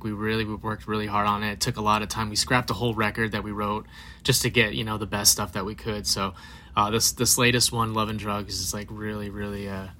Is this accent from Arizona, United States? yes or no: yes; Phoenix, Arizona, United States; actually, we're from Arizona.